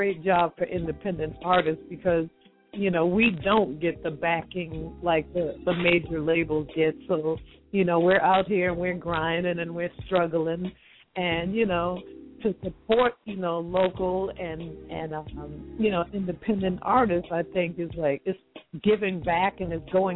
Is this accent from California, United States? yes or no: no; Boston, Massachusetts, United States; I'm from the East Coast. I'm from Boston